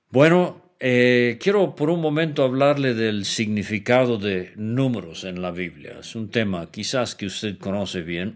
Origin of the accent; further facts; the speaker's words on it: Venezuela; yo crecí como muchacho en Venezuela